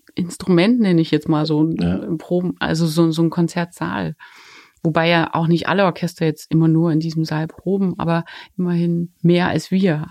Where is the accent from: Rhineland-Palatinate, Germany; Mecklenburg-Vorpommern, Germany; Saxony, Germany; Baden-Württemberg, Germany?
Saxony, Germany; Dresden; moved away; ich komme mal aus Dresden